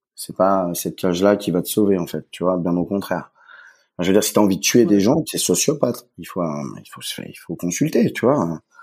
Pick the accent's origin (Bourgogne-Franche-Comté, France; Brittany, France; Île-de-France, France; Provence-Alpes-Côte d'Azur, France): Brittany, France; Saint-Malo; now in Switzerland; je suis euh, de Saint-Malo